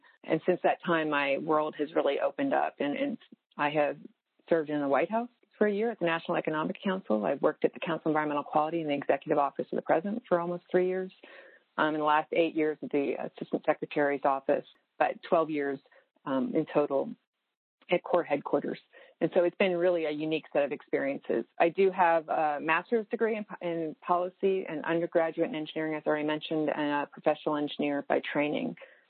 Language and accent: English; Virginia, United States; But I was born in Virginia, moved into various places, and then when I was 11, my dad had an offer at SWD or to stay in Virginia, and my family and I honestly voted on Virginia